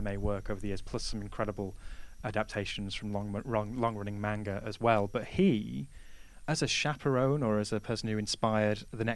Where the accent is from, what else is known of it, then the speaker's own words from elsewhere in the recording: England, United Kingdom; being very English